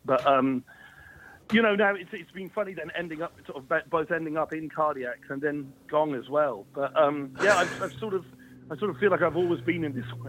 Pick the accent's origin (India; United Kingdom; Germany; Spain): United Kingdom; Plymouth, South West England; where I was growing up in Plymouth.